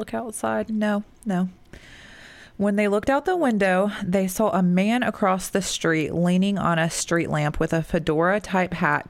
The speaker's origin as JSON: {"language": "English", "town": "Annapolis", "region": "Maryland", "country": "United States", "tie": "born or raised there", "lives_now": "Georgia, United States", "said": "I was born and raised in Annapolis, Maryland. Annapolis, is that how you say that? Maryland, before moving to Georgia."}